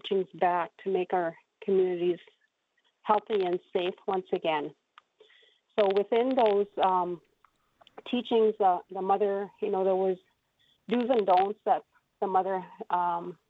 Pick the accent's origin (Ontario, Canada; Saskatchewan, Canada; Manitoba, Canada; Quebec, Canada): Saskatchewan, Canada; was birthed within our community 55 years ago, 1966.